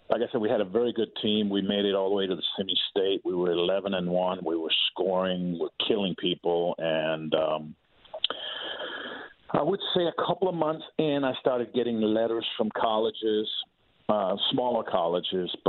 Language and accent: English; Denmark; English is a second language; so being being in a small country the size of Maryland, with about five and a half million people